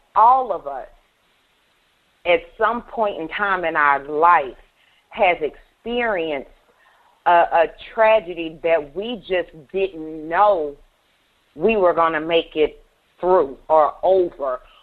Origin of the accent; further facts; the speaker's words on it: Baton Rouge, Louisiana, United States; I am from Baton Rouge, Louisiana